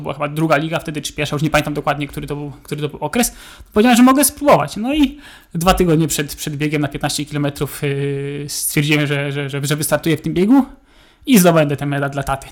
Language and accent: Polish; Bydgoszcz, Kuyavian-Pomeranian Voivodeship, Poland; Bydgoszcz to jest moje rodzinne miasto